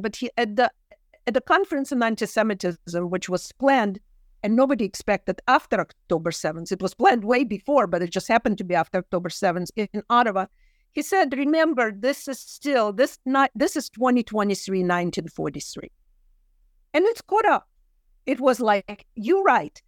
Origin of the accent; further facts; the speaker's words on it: Kyiv, Ukraine; English is a second language; moved away; I grew up in Kyiv and the language of love is Russian for me